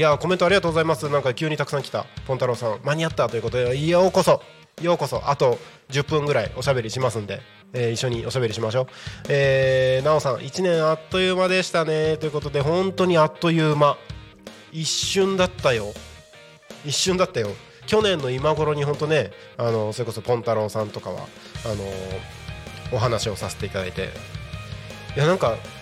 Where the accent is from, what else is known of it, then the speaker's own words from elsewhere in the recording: Morioka, Iwate, Japan; moved away as an adult; also born or lived in Takko, Aomori / Tokyo; now in Kanto, Japan; 青森県田子町で生まれ育ち、えー、まあ、岩手県盛岡市で育ち、青春時代を過ごし、そして、大学進学を機に東京に出てきて